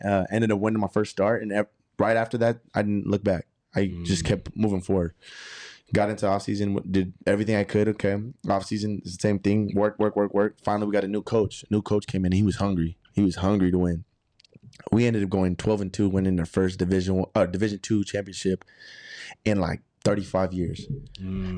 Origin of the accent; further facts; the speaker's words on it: Arlington, Texas, United States; moved away; also born or lived in California; I was born and raised in Arlington, Texas